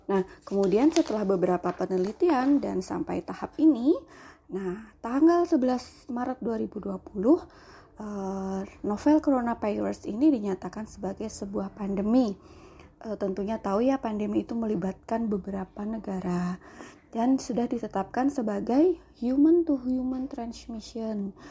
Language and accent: Indonesian; Yogyakarta, Special Region of Yogyakarta, Indonesia; now in Kebumen, Indonesia; Saat ini saya berdomisili di Kebumen, eh, walau saya aslinya Jogja